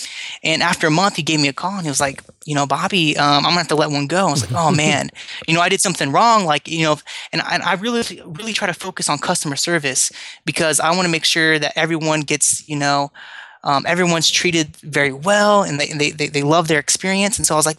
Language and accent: English; United States; now in Philippines; I'm an American here. I'm here in the Philippines